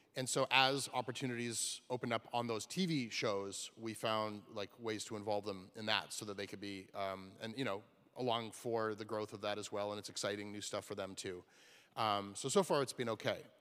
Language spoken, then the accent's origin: English; Canada; I'm from Canada